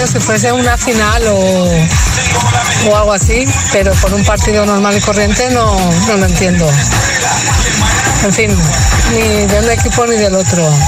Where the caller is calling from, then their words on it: Valencia, Valencian Community, Spain; Entendería la falta desde Valencia